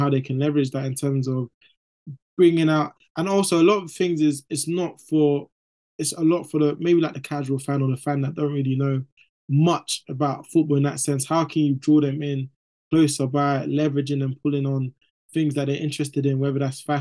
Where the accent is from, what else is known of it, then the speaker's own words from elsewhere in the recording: London, United Kingdom; I'm from East London